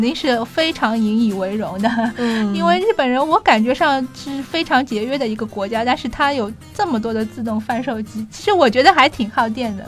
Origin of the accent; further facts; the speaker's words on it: Shanghai, China; 对我们上海人来说，这个天真的是，实在是太蓝了